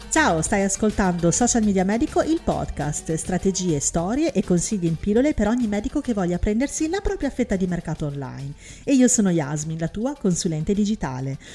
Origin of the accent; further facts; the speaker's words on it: Syria; now in Italy; in Siria, mio paese natale